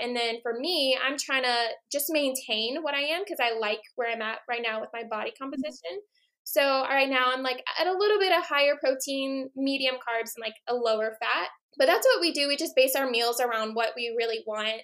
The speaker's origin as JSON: {"language": "English", "region": "Hawaii", "country": "United States", "tie": "born or raised there", "said": "growing up in Hawaii, I was surrounded by marine biology and the ocean."}